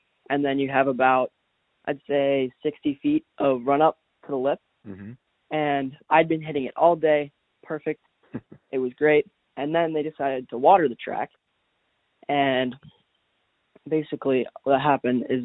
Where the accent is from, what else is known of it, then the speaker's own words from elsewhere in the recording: Massachusetts, United States; I am from Massachusetts. I've lived here my whole life.